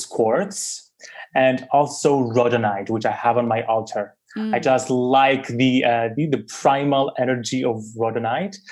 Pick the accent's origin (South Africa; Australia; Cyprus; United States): Cyprus; I was born in Cyprus, a little island in the Mediterranean